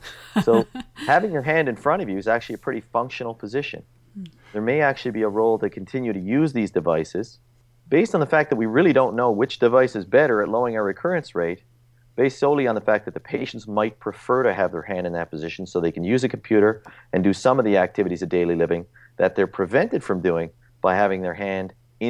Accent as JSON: {"language": "English", "region": "Newfoundland and Labrador", "country": "Canada", "accent": "Newfoundland", "said": "Usually I have to be drunk for my Newfoundland accent to come out, but I'll try it."}